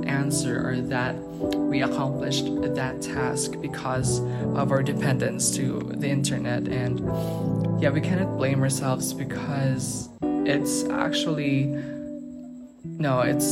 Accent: Philippines; I am from the Philippines

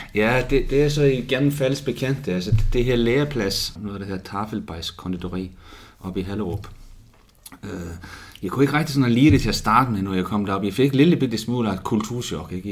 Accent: Reykjavik, Capital Region, Iceland; now in Odense, Denmark; i Reykjavik, ja, hvor jeg kommer fra

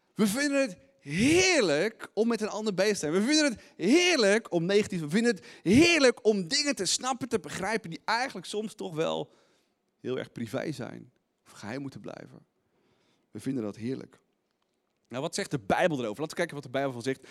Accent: Netherlands; als Nederlanders

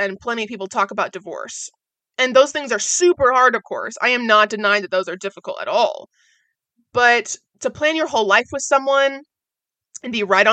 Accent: Oregon, United States; moved away as an adult; also born or lived in Orlando, Florida; I was born and raised in Oregon

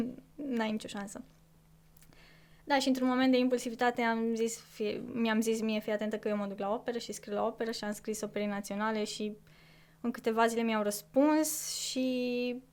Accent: Corbii Mari, Dâmbovița County, Romania; moved away; din Corbi Mare, de unde sunt eu

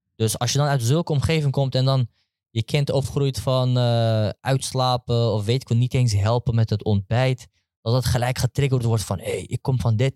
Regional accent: Netherlands; ik ben gewoon opgegroeid in Nederland

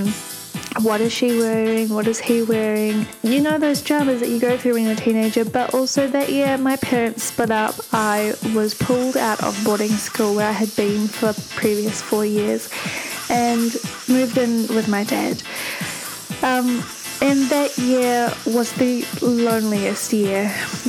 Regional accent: Auckland, New Zealand; I grew up in Auckland in New Zealand

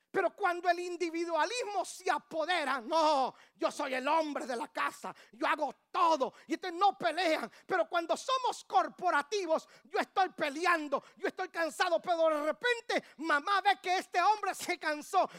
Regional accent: Guatemala; moved away; Guatemala, en mi país

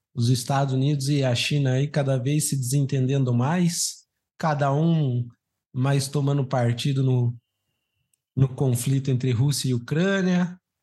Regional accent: Brazil

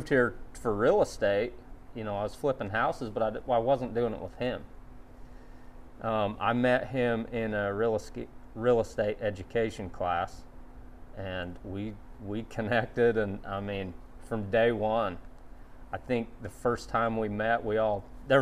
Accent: Southern Utah, United States; now in Tennessee, United States; I'm from Utah originally

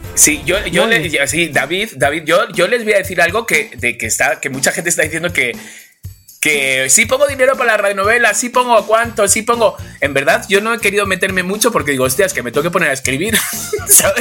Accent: Spain; Soy español

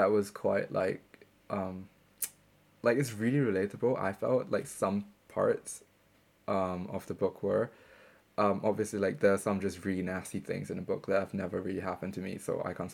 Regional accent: Singapore; moved away as an adult; now in Bristol, United Kingdom; my experience growing up in Singapore

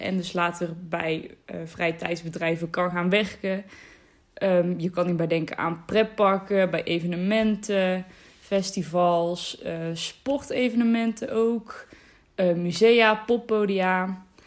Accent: North Brabant, Netherlands; 19 jaar en ik kom uit Noord-Brabant

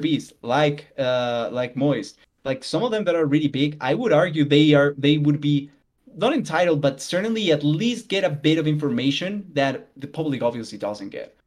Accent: Colombia; I'm South American. I'm Colombian.

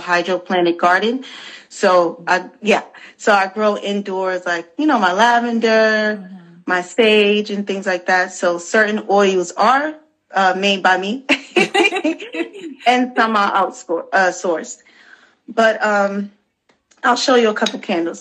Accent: New York City, New York, United States; I'm born and raised in the Bronx.

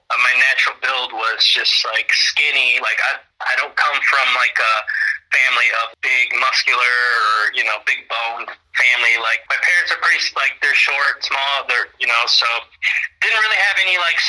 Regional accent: Mendota, Illinois, United States; both in Mendota, Illinois. So that's where my hometown is. And yeah, that's where I grew up

